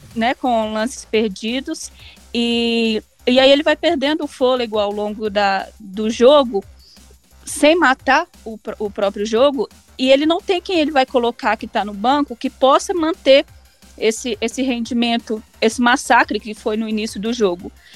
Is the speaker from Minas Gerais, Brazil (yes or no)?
yes; Barroso, Minas Gerais, Brazil; Como eu sou do interior da cidade de Barroso